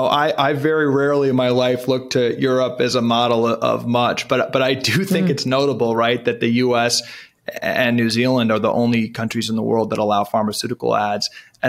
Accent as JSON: {"language": "English", "town": "Washington", "region": "District of Columbia", "country": "United States", "tie": "born or raised there", "said": "I grew up in Washington, D.C., a good young conservative"}